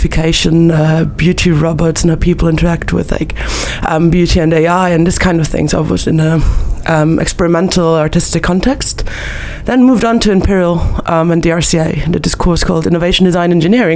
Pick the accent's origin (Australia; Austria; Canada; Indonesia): Austria; Vienna; moved away; I'm originally from Vienna, Austria